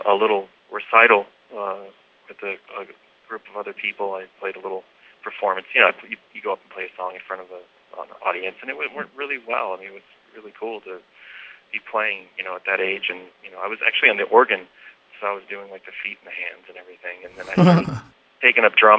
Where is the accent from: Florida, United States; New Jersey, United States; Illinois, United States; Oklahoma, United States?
Illinois, United States; outside of Chicago; now in California, United States; I'm originally from outside of Chicago